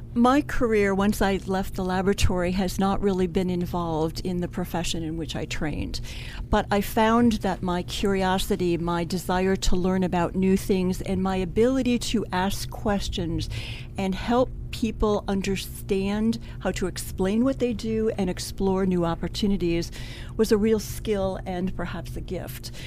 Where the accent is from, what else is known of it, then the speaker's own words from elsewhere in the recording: Cleveland, Ohio, United States; I'm originally from Cleveland, Ohio